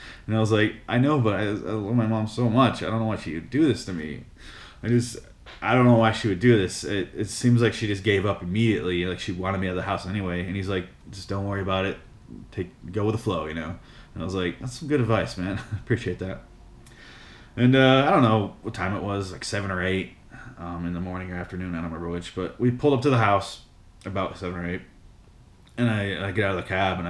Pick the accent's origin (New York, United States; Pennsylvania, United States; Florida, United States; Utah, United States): Pennsylvania, United States; Philadelphia; But I was born and raised in West Philadelphia, as we all know.